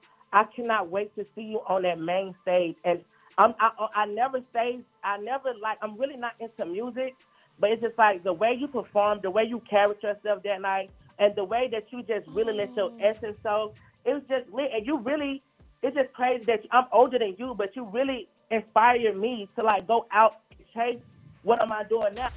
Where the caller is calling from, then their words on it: Brooklyn, New York, United States; I'm calling from motherfucking Brooklyn, but I just touched down to Atlanta.